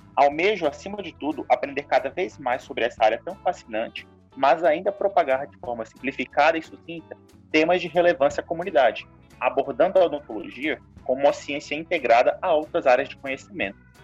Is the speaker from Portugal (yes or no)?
no; Brasília, Federal District, Brazil; sou de Brasília.